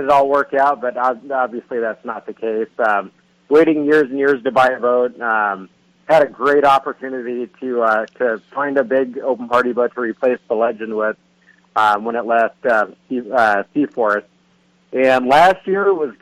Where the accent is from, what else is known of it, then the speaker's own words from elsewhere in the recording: Ventura, California, United States; growing up in Ventura fishing San Nicolas Island in the fall